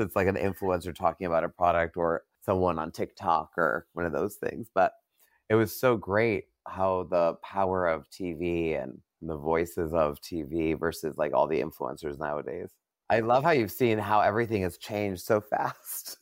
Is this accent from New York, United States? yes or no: yes; New York, United States; now in Los Angeles, United States; I'm from New York. I moved here.